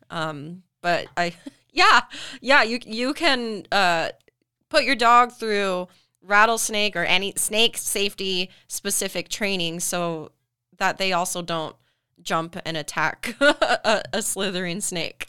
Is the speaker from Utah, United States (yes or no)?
yes; Tooele, Utah, United States; I grew up in Tula, I've been born in Utah